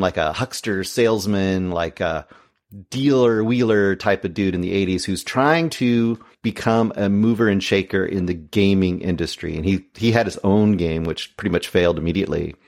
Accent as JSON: {"language": "English", "region": "Oregon", "country": "United States", "tie": "born or raised there", "said": "I was born in Oregon."}